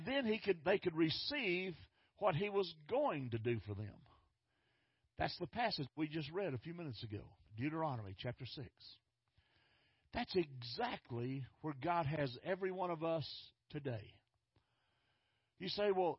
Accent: Fort Worth, Texas, United States; I grew up in North Fort Worth

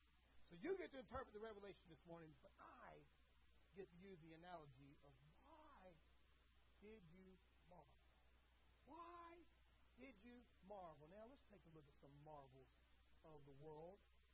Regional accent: Berlin, Germany; I grew up around the Berlin Wall, saw it, got to touch it, got to feel it, saw enemy troops on top of it.

